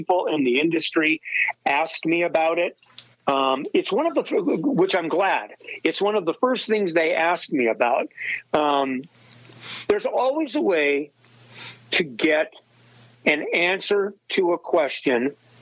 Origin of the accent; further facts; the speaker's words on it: Pacific Northwest, United States; moved away; also born or lived in Wichita, Kansas; I grew up in the Pacific Northwest